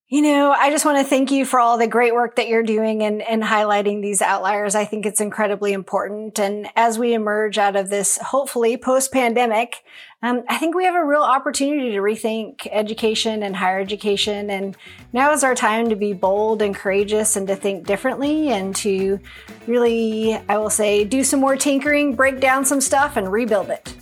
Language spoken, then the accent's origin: English; Longview, Washington, United States; So I grew up in Longview, Washington, right along the Columbia River